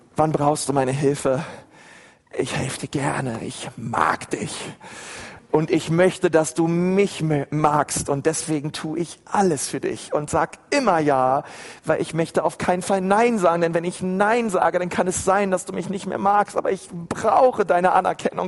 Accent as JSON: {"language": "German", "region": "Berlin", "country": "Germany", "tie": "born or raised there", "said": "ich bin in, in Berlin in einer Gemeinde groß geworden"}